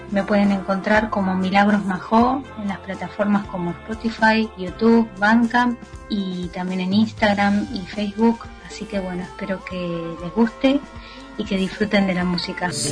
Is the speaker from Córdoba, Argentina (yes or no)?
no; Buenos Aires, Argentina; Yo soy cantautora de Buenos Aires.